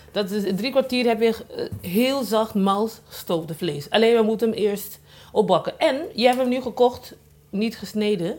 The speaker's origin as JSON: {"language": "Dutch", "country": "Curaçao", "tie": "born or raised there", "moved": "yes", "lives_now": "Rotterdam, Netherlands", "said": "ik kom van Antillen, van eh, Curaçao en op zijn de stages eh, opgegroeid"}